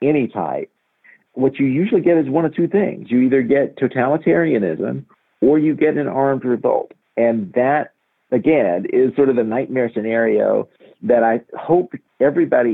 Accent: Montgomery, Alabama, United States; as a Black person who grew up in Montgomery

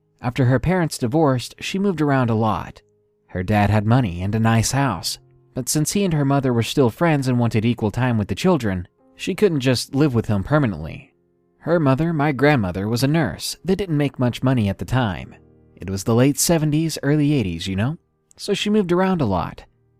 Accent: Prince Edward Island, Canada; I'm Canadian, but I'm from the smallest province in Canada, so we don't get mentioned a lot in your usual Canadian history courses

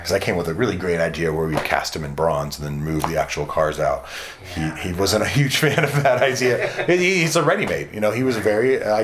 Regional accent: around Cadillac Ranch, Texas, United States; I grew up around Cadillac Ranch, which is still considered land art. We had the Floating Mesa out here

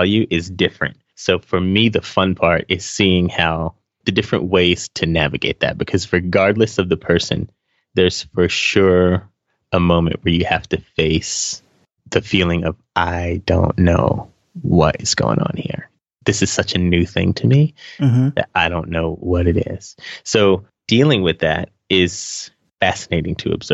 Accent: Charlotte, North Carolina, United States; moved away as an adult; also born or lived in Fayetteville, North Carolina; now in Atlanta, United States; I moved to Charlotte, North Carolina when I was 5, and then spent my whole childhood

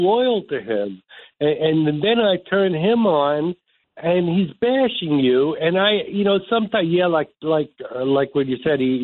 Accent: New York City, New York, United States; I'm born and raised in New York, born in Bellevue

